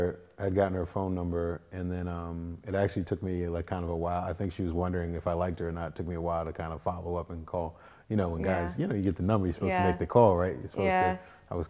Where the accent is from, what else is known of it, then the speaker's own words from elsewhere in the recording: Boston, Massachusetts, United States; also born or lived in Hampton, Virginia; No, I was from Boston. I'm from Boston.